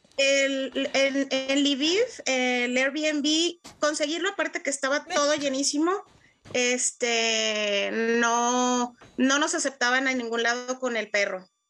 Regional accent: Mexico; moved away as an adult; now in Ukraine; como mexicana

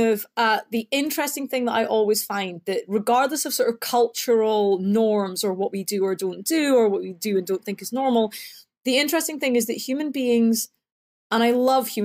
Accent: Scotland, United Kingdom; moved away; So you can probably tell because I talk funny. I'm from Scotland

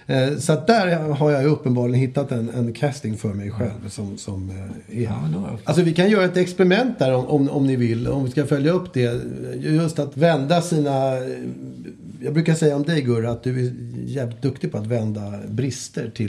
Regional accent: Skåne, Sweden; Ja, hallå, jag är från Skåne.

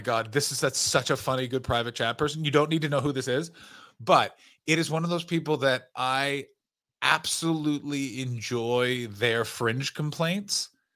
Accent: Canada; now in Belgium; I'm a Canadian and I live in rural Belgium and I promote stand-up comedy.

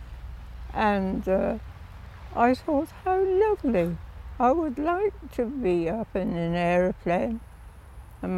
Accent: Witney, South East England, United Kingdom; there was an aerodrome not too far from the farm that we had

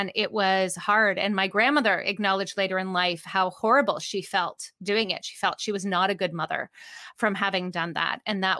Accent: Canada; also born or lived in Vancouver, Canada / Ontario, Canada; I am Canadian.

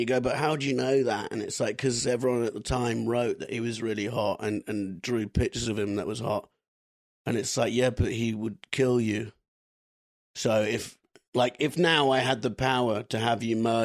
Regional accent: United Kingdom; as a British kid

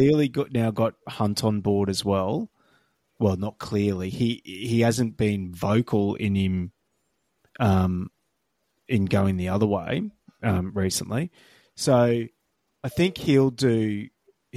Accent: Queensland, Australia; as a Queenslander

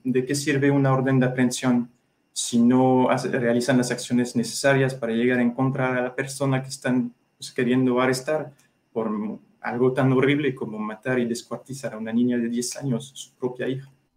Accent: France; now in Mexico; Soy ciudadano francés

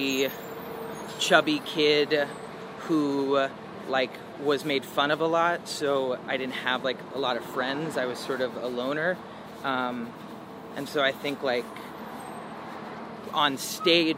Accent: the South, United States; I grew up in the South

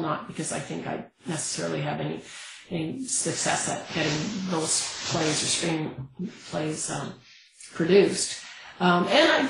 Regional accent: Canada; as a Canadian

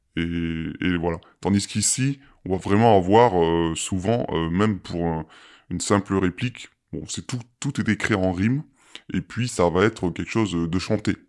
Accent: France; chez nous en France

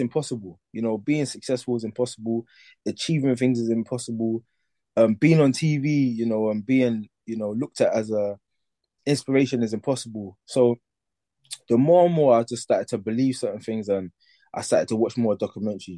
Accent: London, United Kingdom; I grew up in East London

